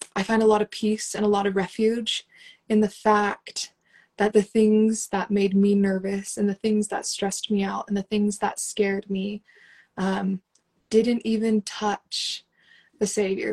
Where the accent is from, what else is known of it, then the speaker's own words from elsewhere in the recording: Las Vegas, Nevada, United States; moved away as an adult; also born or lived in Utah / Guatemala; I was born and raised in Las Vegas